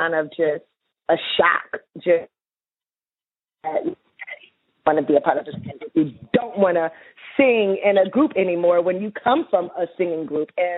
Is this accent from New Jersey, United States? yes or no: no; Atlanta, Georgia, United States; we're both from Atlanta